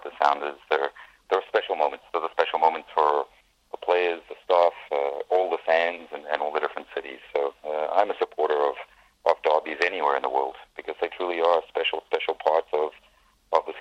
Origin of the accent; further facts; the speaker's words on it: South Africa; also born or lived in Vancouver, Canada; now in Cincinnati, United States; I grew up in South Africa, but I'm a very, very proud Canadian, and I'm a very, very proud Vancouverite too.